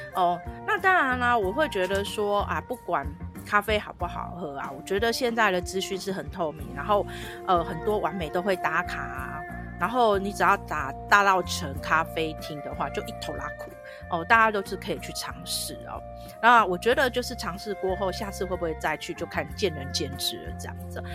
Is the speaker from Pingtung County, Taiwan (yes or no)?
no; Taipei, Taiwan; 因为英文毕竟不是我的母语。可是我想要分享分享哦，嗯，自己的城市的呃热情跟美好这样子哦，还有就台湾这一块